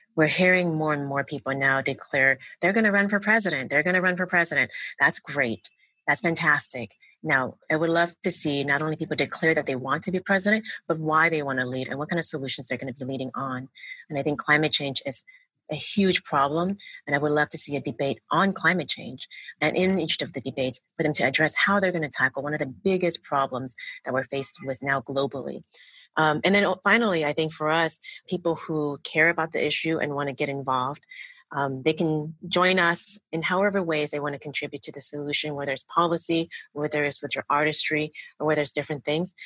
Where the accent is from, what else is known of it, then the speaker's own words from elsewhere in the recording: Oakland, California, United States; I grew up in Oakland